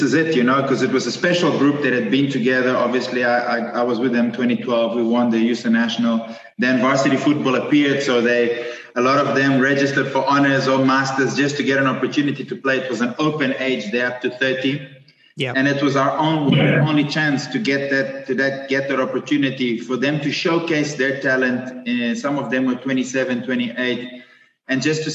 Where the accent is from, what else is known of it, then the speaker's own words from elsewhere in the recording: Mozambique; now in Stellenbosch, South Africa; I grew up in Mozambique with a Portuguese father, a Portuguese mother and a Greek father